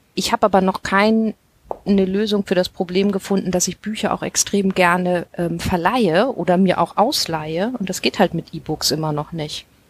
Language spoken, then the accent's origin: German; Hamburg, Germany; als Hamburgerin